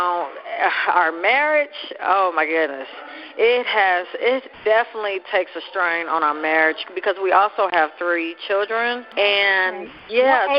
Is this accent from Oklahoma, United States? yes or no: yes; Oklahoma City, Oklahoma, United States; I grew up in Oklahoma City